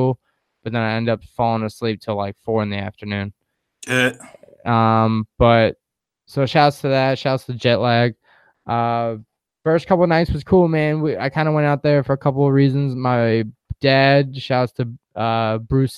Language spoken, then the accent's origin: English; Huntington, New York, United States; moved away; my hometown of Huntington